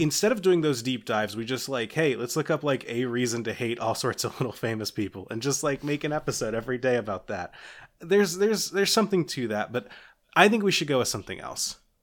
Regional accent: Kentucky, United States; I'm from Kentucky, which means that people keep me up to date on horse stuff for some reason.

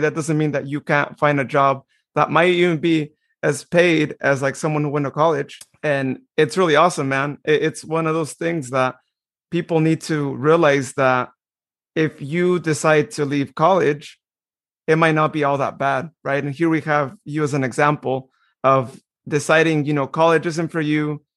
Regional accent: Modesto, California, United States; I was as well, right here in Modesto.

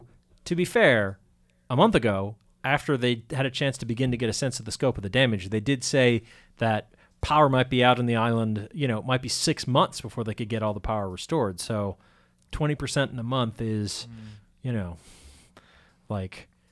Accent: East Hampton, Massachusetts, United States; so I can at least make the pretense of being an informed voter in my hometown.

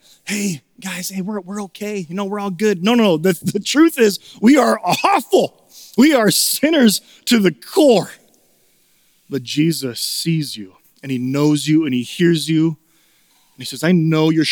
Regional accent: Chicago, Illinois, United States; also born or lived in Minnesota; now in St. Paul, United States; Growing up in Chicago

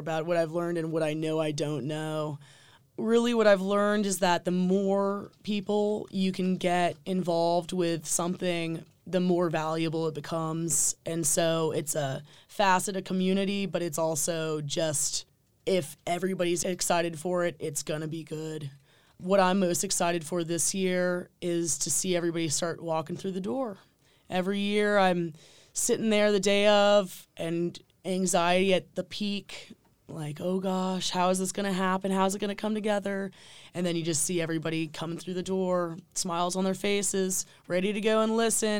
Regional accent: Nelson County, Virginia, United States; we grew up in Nelson County together.

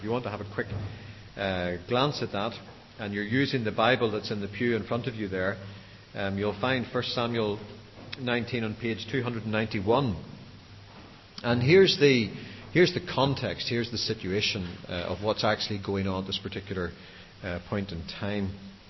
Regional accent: Belfast, Northern Ireland, United Kingdom; accent: Belfast; my mundane Belfast accent

